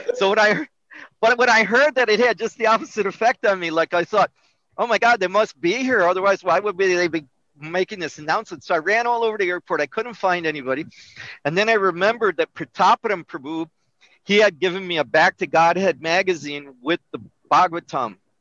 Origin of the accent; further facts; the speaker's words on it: Melrose Park, Illinois, United States; I was born in Melrose Park, which is a suburb of Chicago